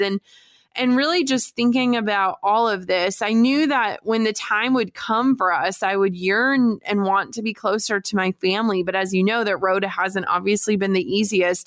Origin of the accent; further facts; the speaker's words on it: Duluth, Minnesota, United States; moved away; my hometown of Duluth, Minnesota